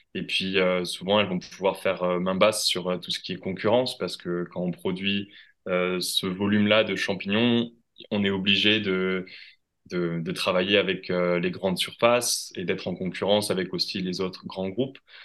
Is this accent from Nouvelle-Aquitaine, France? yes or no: no; Toulouse, Occitania, France; moved away as an adult; also born or lived in Quebec / Bordeaux; Je suis originaire à la base de Toulouse